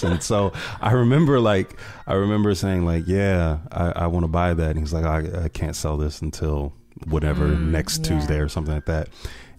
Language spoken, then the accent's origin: English; small town outside Akron, Northeast Ohio, United States; I'm from Northeast Ohio. I'm from a small town called Maslin outside of Akron, actually.